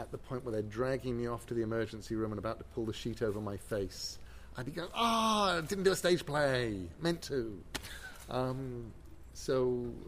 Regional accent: England, United Kingdom; I'm English.

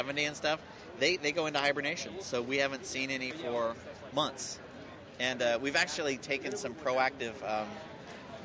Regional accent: Northern California, United States; growing up in Northern California

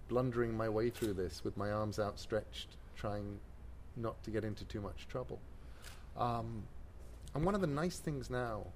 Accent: England, United Kingdom; I'm English.

